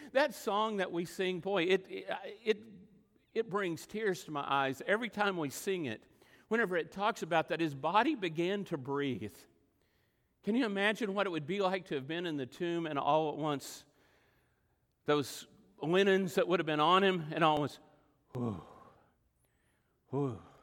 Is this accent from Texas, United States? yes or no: yes; Texas Panhandle, United States; moved away; also born or lived in Oklahoma; all my life growing up in the Texas Panhandle